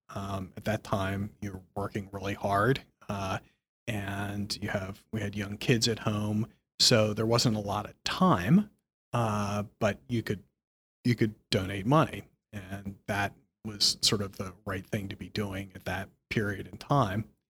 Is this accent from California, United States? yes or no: no; Philadelphia, Pennsylvania, United States; moved away as an adult; also born or lived in Hartford, Connecticut; now in New York, United States; I grew up in Philadelphia, not so far from New York.